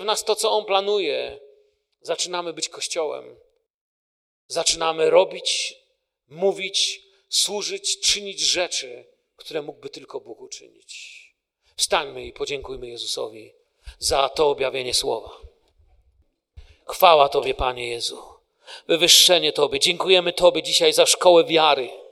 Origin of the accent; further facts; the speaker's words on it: Poland; moved away; Ja jestem tym pokoleniem z Polski, które przeżyło kryzys w Polsce